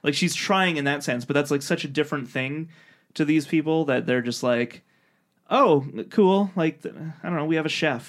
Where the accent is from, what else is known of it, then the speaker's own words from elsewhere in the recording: Canada; Yeah, we're from Canada, everybody